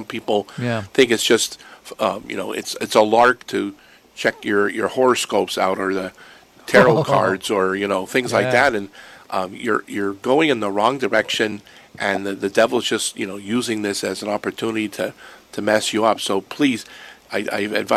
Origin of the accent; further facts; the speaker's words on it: Erie, Pennsylvania, United States; moved away; I'm from Pennsylvania, so I would pass by the Shanksville Memorial many times going home to Erie